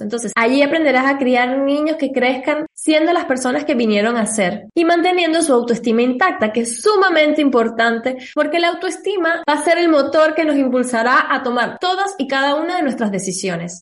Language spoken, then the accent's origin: Spanish; Venezuela; nosotros somos de Venezuela